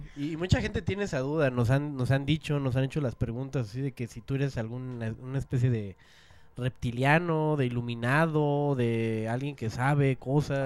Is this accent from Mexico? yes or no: yes; State of Mexico, Mexico; yo vivía en el Estado